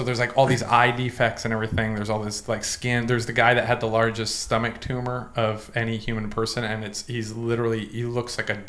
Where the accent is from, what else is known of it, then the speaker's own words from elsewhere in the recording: Boston, Massachusetts, United States; moved away; I grew up in Boston